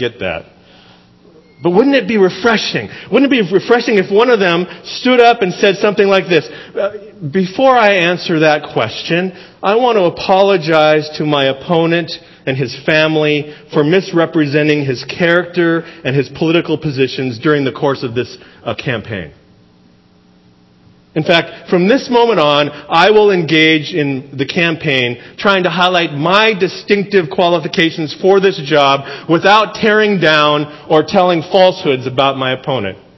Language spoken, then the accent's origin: English; Seattle, Washington, United States; You know, we come from the Seattle area. It's beautiful there, but this is like over the top beautiful compared to that.